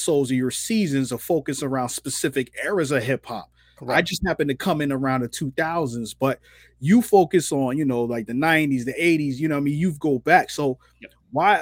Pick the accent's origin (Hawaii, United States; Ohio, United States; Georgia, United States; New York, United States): New York, United States; New York City; I'm from Brooklyn